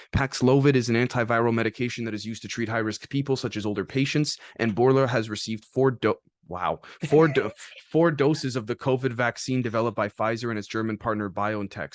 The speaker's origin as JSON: {"language": "English", "country": "Canada", "said": "as a Canadian"}